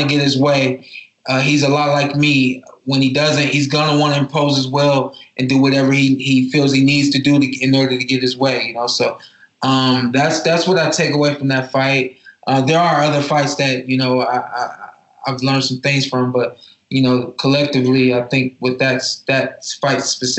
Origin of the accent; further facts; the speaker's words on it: Cleveland, Ohio, United States; I'm from Cleveland, Ohio. I'm from Northeast Ohio